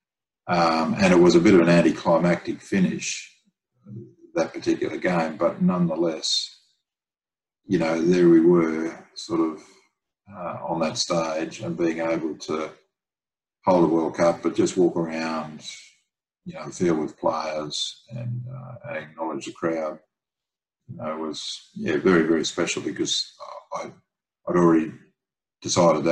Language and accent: English; Brisbane, Queensland, Australia; my hometown in Brisbane